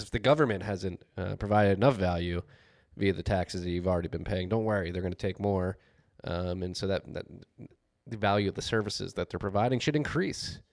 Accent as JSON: {"language": "English", "town": "Philadelphia", "region": "Pennsylvania", "country": "United States", "tie": "born or raised there", "also_born_or_lived": "New York / South Carolina / Austin, Texas", "moved": "yes", "said": "having been born and raised in Philadelphia."}